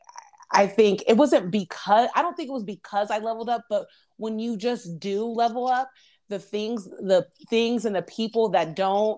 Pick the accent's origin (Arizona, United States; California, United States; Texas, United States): Arizona, United States; Phoenix; I'm from Phoenix, Arizona. So it's a little early here.